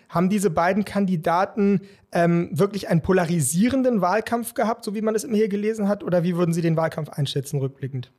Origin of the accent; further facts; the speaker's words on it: Germany; als Deutsche